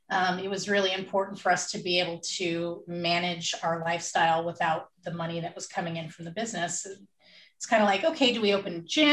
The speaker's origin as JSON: {"language": "English", "region": "California", "country": "United States", "said": "We came from the Bay Area originally"}